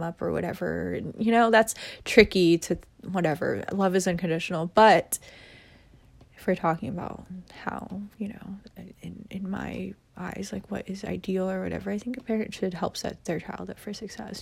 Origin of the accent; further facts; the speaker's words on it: United States; I'm Asian American, you know, so my parents are immigrants, and I am Vietnamese. I'm proud to be Vietnamese and, you know, all that, but, like, I did grow up in America